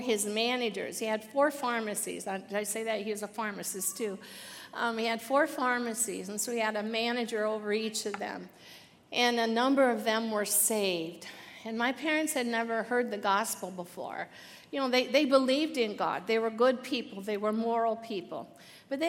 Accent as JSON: {"language": "English", "town": "Muncie", "region": "Indiana", "country": "United States", "tie": "born or raised there", "said": "I was born in Muncie, Indiana, and I came from a family of seven kids"}